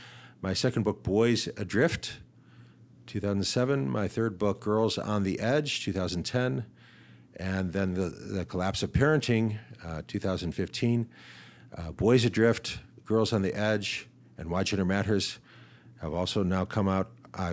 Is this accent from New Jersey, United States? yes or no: no; Shaker Heights, Ohio, United States; So I grew up in Shaker Heights, Ohio, just outside of Cleveland. I attended public schools K through 12 in northeastern Ohio.